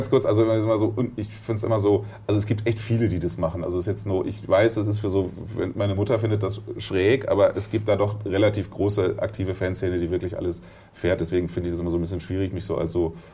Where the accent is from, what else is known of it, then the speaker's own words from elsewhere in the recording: Dortmund, North Rhine-Westphalia, Germany; Ich komme aus Dortmund, ja.